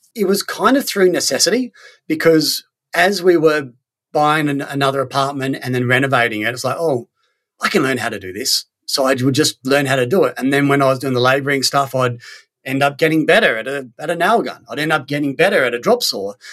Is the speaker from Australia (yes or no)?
yes; Australia; moved away as an adult; also born or lived in Sweden; I'm from Australia